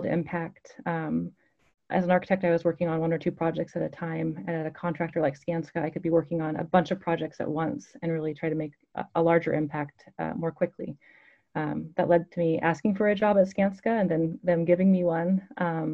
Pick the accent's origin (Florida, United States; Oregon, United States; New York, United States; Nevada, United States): Oregon, United States; Clackamas; I grew up in Clackamas, Oregon